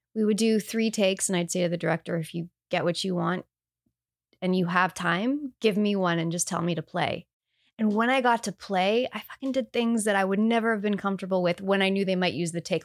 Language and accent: English; Canada; I'm Canadian.